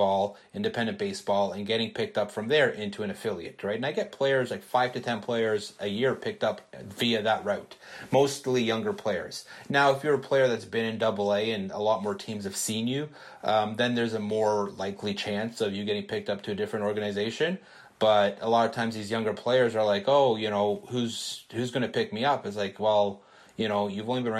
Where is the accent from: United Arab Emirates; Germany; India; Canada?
Canada; I'm Canadian